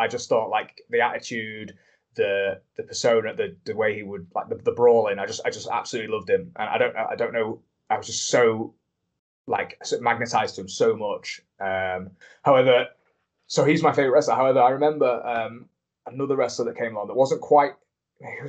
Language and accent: English; Grimsby, Yorkshire and the Humber, United Kingdom; I'm from Grimsby.